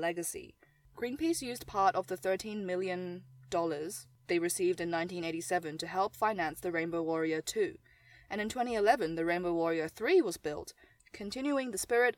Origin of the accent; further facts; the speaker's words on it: New Zealand; Growing up in New Zealand